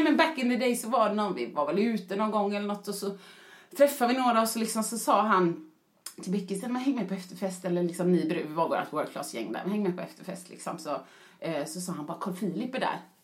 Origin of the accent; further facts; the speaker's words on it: Mölndal, Västra Götaland, Sweden; jag är en förortsbrud från Mölndal som pratar bösigt